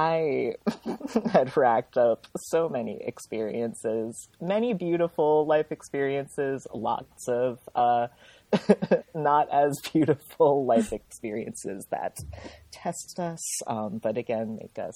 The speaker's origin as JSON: {"language": "English", "region": "Rhode Island", "country": "United States", "tie": "born or raised there", "also_born_or_lived": "Minnesota", "said": "I was born in Minnesota, really cold. I lived there at the beginning of my life before my parents moved me to Rhode Island"}